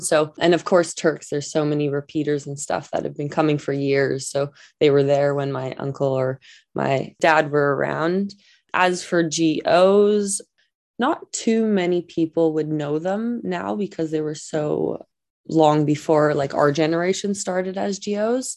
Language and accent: English; Vancouver, British Columbia, Canada; I grew up in Vancouver, BC